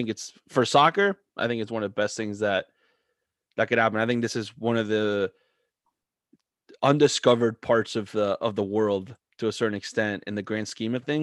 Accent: South Florida, United States; moved away as an adult; also born or lived in Philadelphia; now in Delaware, United States; I grew up in South Florida where, allegiance changes every 30 seconds

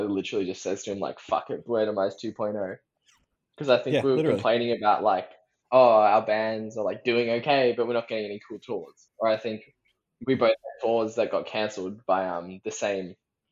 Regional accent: Sydney, New South Wales, Australia; I grew up at the Birdo, growing up in Sydney

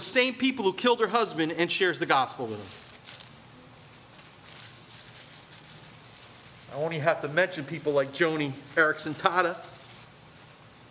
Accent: Point Pleasant, United States; I grew up in Point Pleasant.

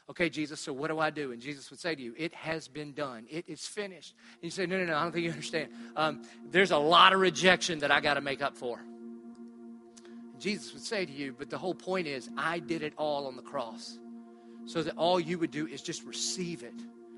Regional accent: Southern United States, United States; But I'm from the South. So I grew up in church. Who didn't grow up in church?

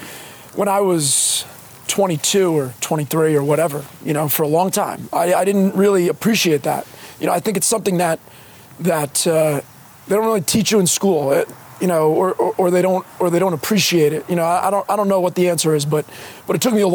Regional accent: Fords, New Jersey, United States; also born or lived in Woodbridge; now in Plainfield, United States; Middlesex County, Woodbridge. I'm from Fords, but... nobody's ever heard of Fords. Ford's Jeweler. There you go. Yeah. There you go. That would be the claim to fame of Fords.

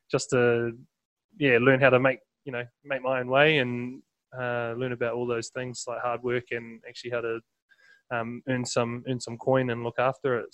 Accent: Wellington, New Zealand; also born or lived in Palmerston North / Hawke's Bay; I think I was about four, and we moved, made the move down uh, to Wellington

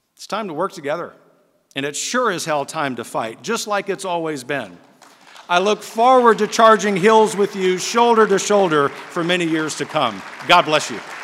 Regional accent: Lafayette, Louisiana, United States; my hometown of Lafayette, Louisiana

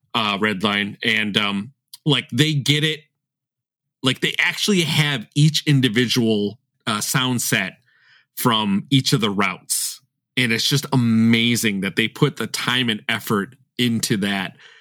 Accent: Chicago, Illinois, United States; also born or lived in Elmhurst; I'm from Chicago

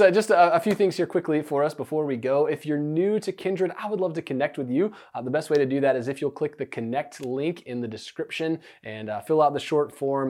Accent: United States; we're modern American people

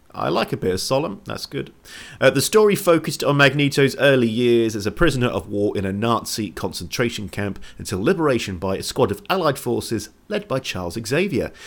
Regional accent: England, United Kingdom; I'm English.

